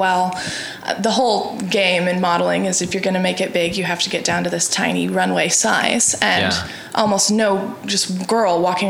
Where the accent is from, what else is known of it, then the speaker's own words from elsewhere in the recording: Colorado, United States; also born or lived in Wisconsin / Texas; now in Oklahoma, United States; I was born and raised in Colorado. I moved around a lot when I was little. So when people ask me where I'm from, I'll usually say Oklahoma.